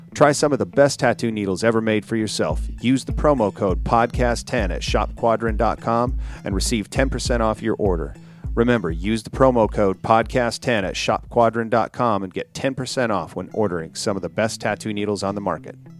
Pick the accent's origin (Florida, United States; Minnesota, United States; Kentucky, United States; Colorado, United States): Minnesota, United States; I grew up in Minnesota